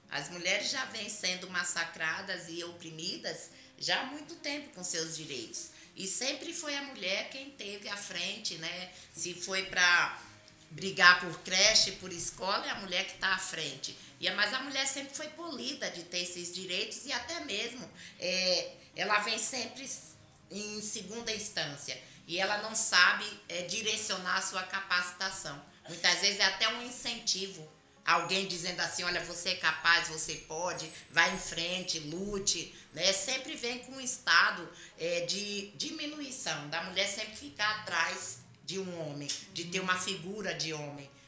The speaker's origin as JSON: {"language": "Portuguese", "town": "Salvador", "region": "Bahia", "country": "Brazil", "lives_now": "São Paulo, Brazil", "said": "eu vim de Salvador, eu tenho estudo, eu sempre trabalhei na área administrativa"}